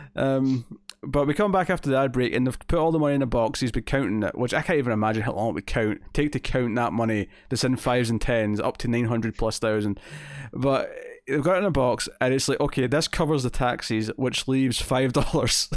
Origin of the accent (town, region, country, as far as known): Scotland, United Kingdom; accent: Scottish